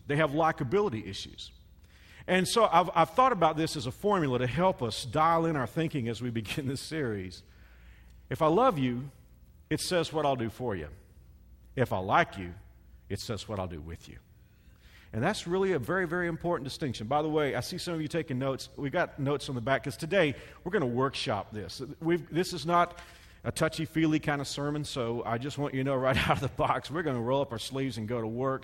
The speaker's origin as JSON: {"language": "English", "region": "the South", "country": "United States", "said": "I'm from the South, so you know I'm from where people call everybody honey and darling"}